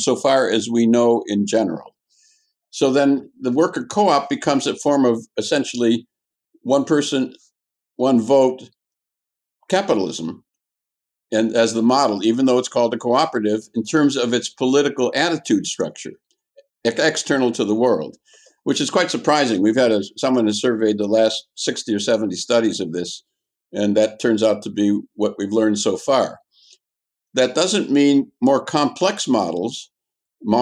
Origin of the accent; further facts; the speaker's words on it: Wisconsin, United States; moved away; I'm originally from Wisconsin